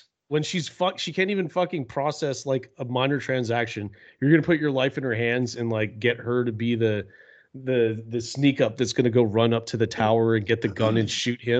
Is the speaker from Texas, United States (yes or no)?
yes; Texas, United States; I'm Texan, and you know, we're Texan